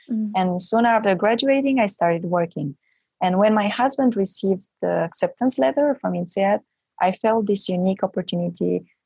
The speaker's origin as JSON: {"language": "English", "country": "Romania", "moved": "yes", "lives_now": "Belgium", "said": "I am from originally from Romania, but I live in Belgium"}